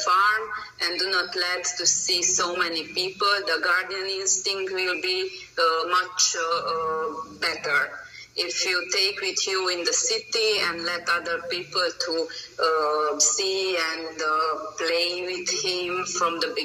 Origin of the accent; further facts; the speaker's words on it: Romania; English is a second language; moved away as an adult; now in Hungary; I'm originally from Romania, but I live from over than 14 years in Hungary. My nationality is Hungarian, but my birthplace is Romania